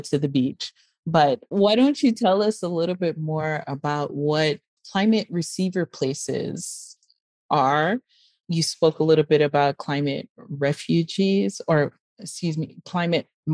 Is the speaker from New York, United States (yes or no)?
yes; New York City, New York, United States; also born or lived in Miami; I was born and raised in Brooklyn and I went to school in Miami